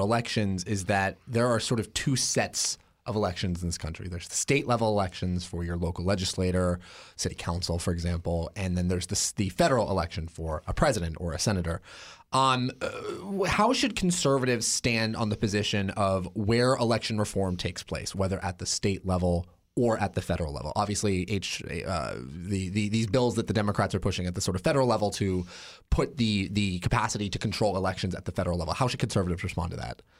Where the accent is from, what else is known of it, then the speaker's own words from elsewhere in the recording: Oregon, United States; my home state, Oregon